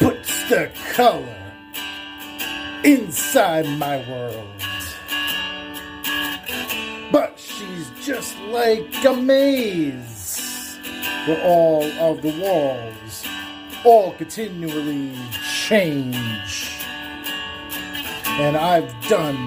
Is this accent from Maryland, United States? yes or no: no; Little Rhody, Rhode Island, United States; also born or lived in Salem, Massachusetts; I'm from Little Rhodey.